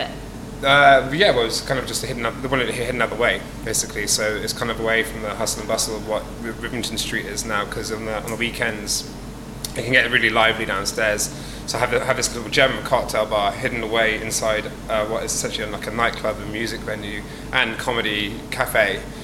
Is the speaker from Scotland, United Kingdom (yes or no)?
no; Dorset, South West England, United Kingdom; moved away as an adult; now in London, United Kingdom; originally, I'm from Dorset, on the south coast of England